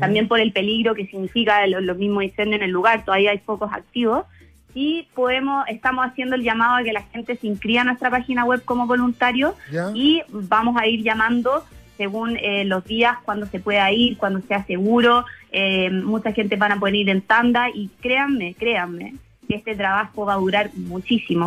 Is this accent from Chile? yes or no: yes; Chile; acá en Chile sacamos lo mejor de, nosotros como chilenos